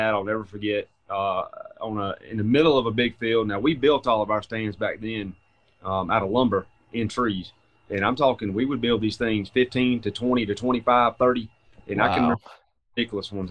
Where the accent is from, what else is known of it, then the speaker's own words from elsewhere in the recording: Thompson, Georgia, United States; also born or lived in Macon, Georgia; from a little town of Thompson, Georgia, in McDuffie County